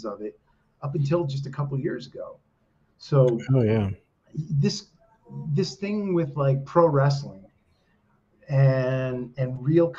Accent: East Coast, New Jersey, United States; moved away as an adult; now in Colorado, United States; I grew up in the East Coast. And when I was growing up in the East Coast, there weren't really Mexicans. There were not in New Jersey at the time

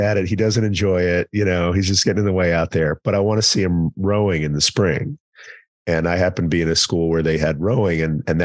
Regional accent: East Texas, United States; also born or lived in Commerce, Texas; I'm from East Texas, and like being a kid in small town Texas who's not good at sports

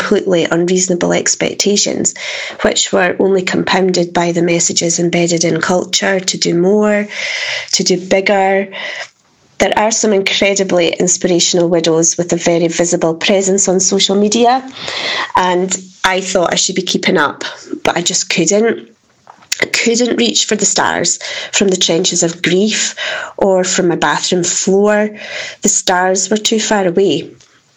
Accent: Dundee, Scotland, United Kingdom; I'm from Dundee in Scotland

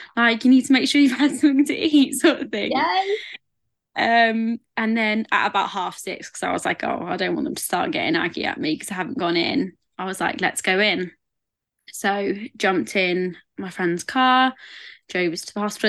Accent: England, United Kingdom; I am English

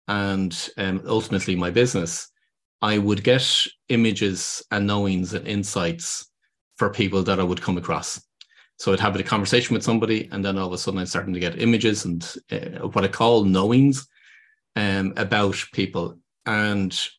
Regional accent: Ireland; accent: Irish; people can hear from my accent, I'm based here in Ireland

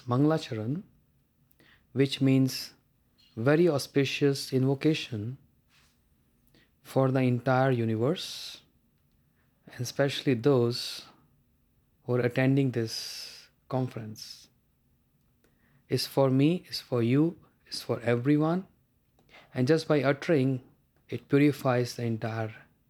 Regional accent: India; I'm from India, the land of Vedic knowledge

